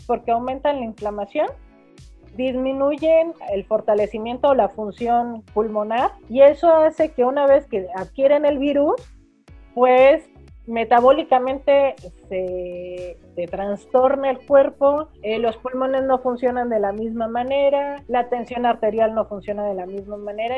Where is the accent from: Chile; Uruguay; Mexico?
Mexico; Como mexicanos decíamos